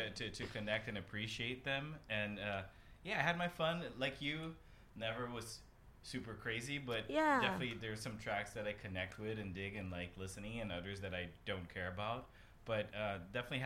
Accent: Brazil; moved away; I grew up in Brazil.

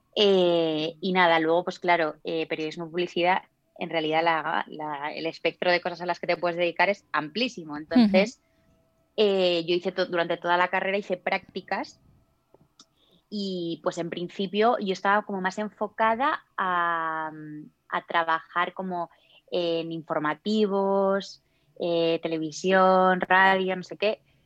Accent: Zamora, Castile and León, Spain; moved away as an adult; now in Madrid, Spain; yo soy de Zamora

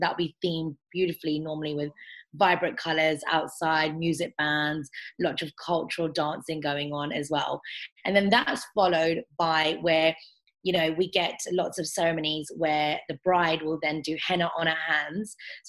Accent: India; So I'm specifically Indian, so I can talk more about Indian weddings

